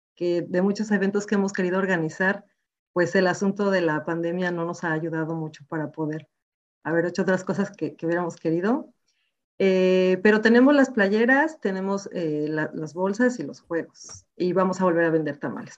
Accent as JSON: {"language": "Spanish", "country": "Mexico", "moved": "yes", "lives_now": "Gothenburg, Sweden", "said": "personalmente como mexicana me siento súper orgullosa"}